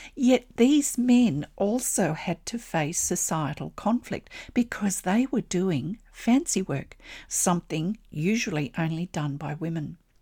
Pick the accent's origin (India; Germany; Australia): Australia; I'm an Australian textile artist